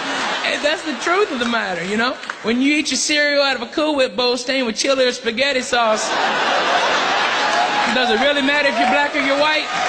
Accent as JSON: {"language": "English", "region": "Arkansas", "country": "United States", "tie": "born or raised there", "said": "Like where I grew up in Arkansas, there was no Black or white. We're all broke, okay?"}